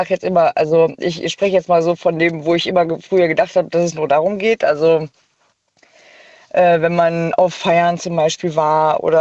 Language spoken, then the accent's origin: German; North Rhine-Westphalia, Germany; Ja, äh, ich komme aus der Nähe von Bonn.